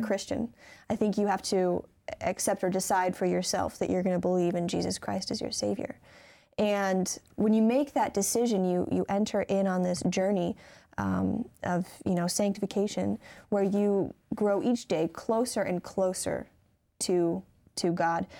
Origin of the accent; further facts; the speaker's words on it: Michigan, United States; I'm from Michigan